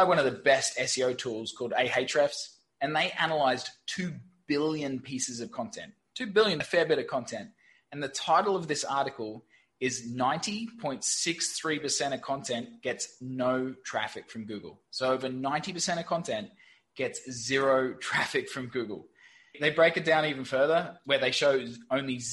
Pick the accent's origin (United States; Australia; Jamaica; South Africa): Australia; Brisbane, Queensland; moved away as an adult; also born or lived in London / Saigon, Vietnam; now in Ho Chi Minh City, Vietnam; I'm from Brisbane, Australia. Don't actually live there anymore